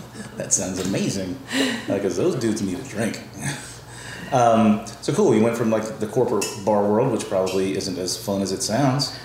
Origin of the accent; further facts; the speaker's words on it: the South, United States; also born or lived in New Orleans; I'm from the South